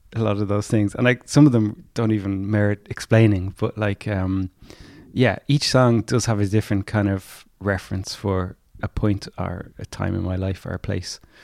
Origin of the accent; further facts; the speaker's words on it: County Clare, Munster, Ireland; I was born in County Clare